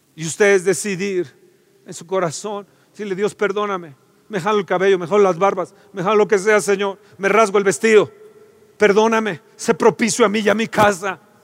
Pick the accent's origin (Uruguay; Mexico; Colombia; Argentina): Mexico; Somos idólatras mexicanos